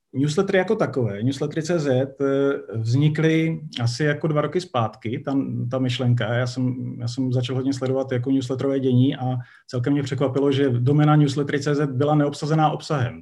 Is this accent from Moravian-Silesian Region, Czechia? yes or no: yes; Ostrava, Moravian-Silesian Region, Czechia; moved away; dlouho jako jsem v Ostravě nebyl, je fajn se tam zase objevit, je to moje rodné město